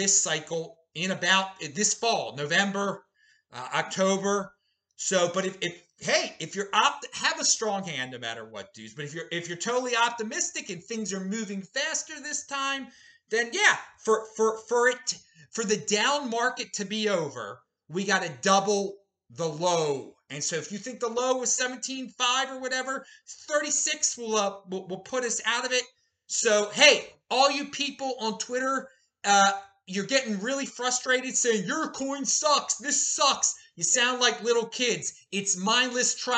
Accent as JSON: {"language": "English", "town": "Baltimore", "region": "Maryland", "country": "United States", "moved": "yes", "lives_now": "Boise, United States", "said": "I'm in Boise, the city of the 2020s. I'm originally from Baltimore, the city of the 1820s"}